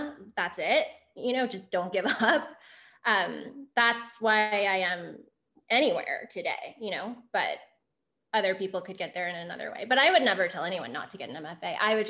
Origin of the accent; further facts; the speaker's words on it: Houston, Texas, United States; moved away as an adult; also born or lived in New York; I came from Texas. There wasn't like a huge creative writing tradition in Houston.